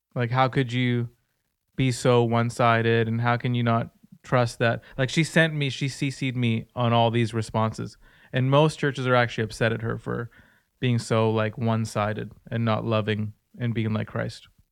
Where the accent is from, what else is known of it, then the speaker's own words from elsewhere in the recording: Surrey, British Columbia, Canada; I'm from Surrey